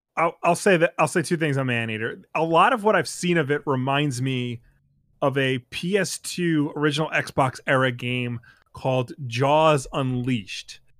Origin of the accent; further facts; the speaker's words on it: United States; as an American